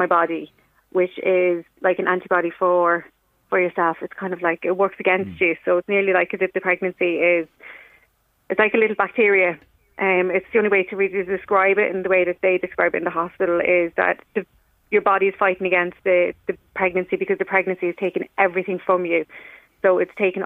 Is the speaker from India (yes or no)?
no; Ireland; I'm from Dunor